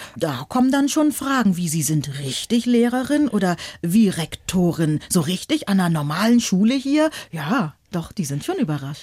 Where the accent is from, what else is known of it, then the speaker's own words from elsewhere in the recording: Northern Germany, Germany; accent: Hochdeutsch; ich komme aus Norddeutschland und in Norddeutschland sprechen wir Hochdeutsch